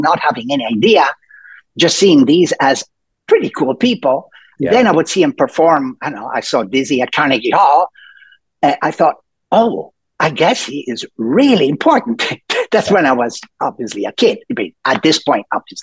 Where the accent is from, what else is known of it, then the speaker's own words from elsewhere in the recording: Rome, Lazio, Italy; also born or lived in Milan, Italy / Los Angeles, United States; now in Seattle, United States; I was born and raised in Italy, and born in Milan, but raised mostly in Rome